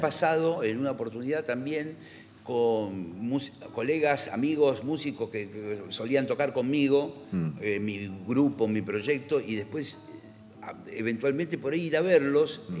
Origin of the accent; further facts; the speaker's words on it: Argentina; somos argentinos.